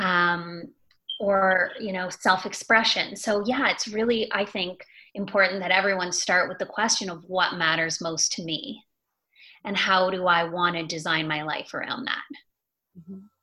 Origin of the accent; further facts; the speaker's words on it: Toronto, Ontario, Canada; also born or lived in Montreal; I'm from Toronto. Mm-hmm. I'm a Canadian. I was born in Toronto. I was raised in the suburbs of Toronto